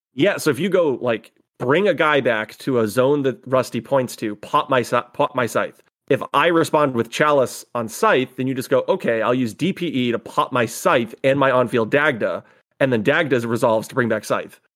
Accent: northern Massachusetts, United States; now in Rhode Island, United States; we grew up about fifteen minutes apart from each other, both in the northern part of Massachusetts. So neither of us in Boston

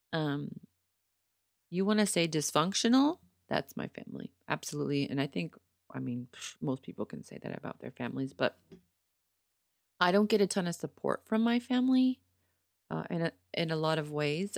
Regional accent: Pittsburgh, Pennsylvania, United States; moved away

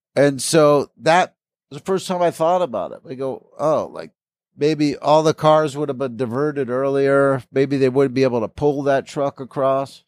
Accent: East Coast, United States; now in Los Angeles, United States; I grew up in the East Coast, so all this is west to me

